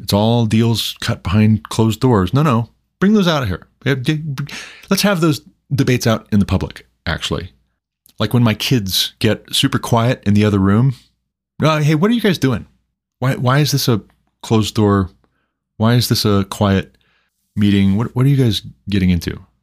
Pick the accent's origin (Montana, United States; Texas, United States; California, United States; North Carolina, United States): Montana, United States; my home state of Montana